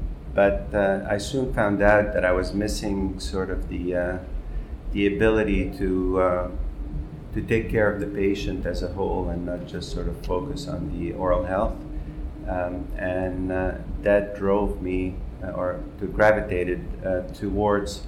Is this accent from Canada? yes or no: yes; Montreal, Quebec, Canada; moved away as an adult; now in New York City, United States; So I was raised in Montreal, Canada, where I went to dental school